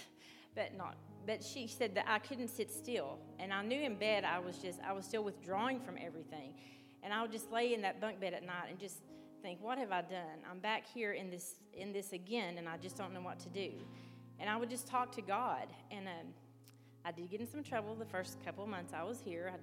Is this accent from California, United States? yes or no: no; Arkansas, United States; moved away as an adult; now in West Virginia, United States; I'm from Arkansas also